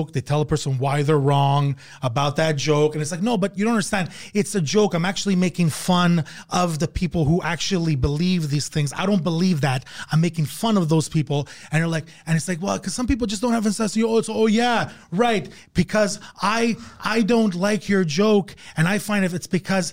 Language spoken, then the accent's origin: English; Canada; I'm actually Canadian